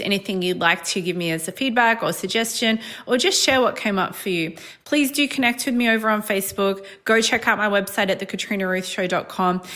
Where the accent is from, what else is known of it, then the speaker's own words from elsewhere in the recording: Australia; I'm Australian